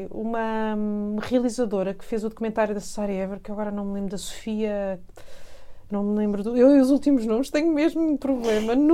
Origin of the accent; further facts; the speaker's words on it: Paris, Île-de-France, France; born there; eu nasci em Paris, os meus pais são portugueses, eu nasci em Paris